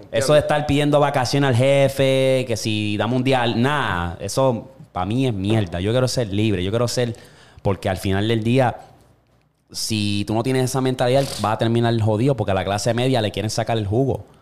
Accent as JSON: {"language": "Spanish", "country": "Puerto Rico", "said": "como todo boricua"}